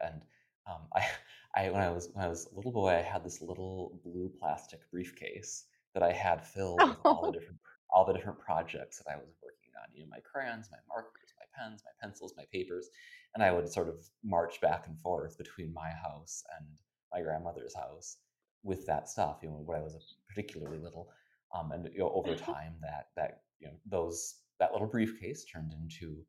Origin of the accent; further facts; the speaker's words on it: the rural Midwest, United States; now in Philadelphia, United States; I had a lovely childhood, and I loved my family and my hometown very much. It was a very, in a way, idyllic, bucolic upbringing. But I always sort of knew, you know, with interests like mine, my life probably wouldn't be confined to the rural Midwest.